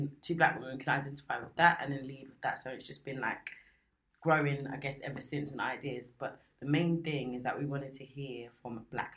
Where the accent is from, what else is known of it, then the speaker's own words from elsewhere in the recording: Nigeria; I'm from Nigeria, 32